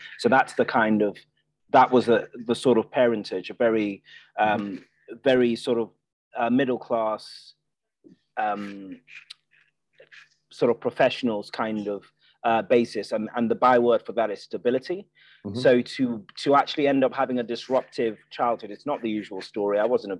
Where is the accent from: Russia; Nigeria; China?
Nigeria; also born or lived in Ireland / United Kingdom; I grew up in three different countries. I grew up in Nigeria, I grew up in Ireland, and I grew up in the UK, six different secondary schools, for us settling down on a grammar school in Surrey.